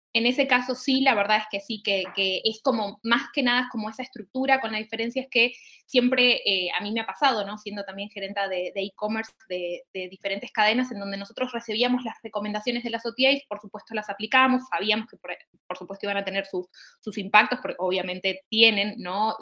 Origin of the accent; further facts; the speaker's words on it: Argentina; accent: Argentine; como habrán sentido en mi, en mi tonada, soy argentina